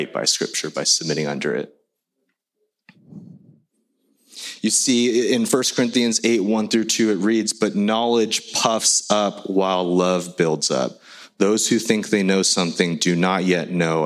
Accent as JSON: {"language": "English", "country": "United States", "tie": "born or raised there", "second_language": "English", "said": "my family growing up in the States, we immigrated here when I was 3"}